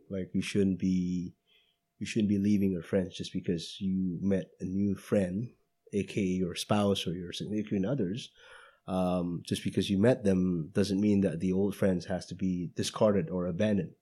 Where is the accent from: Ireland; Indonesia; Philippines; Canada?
Indonesia; moved away; going back to Indonesia, to my hometown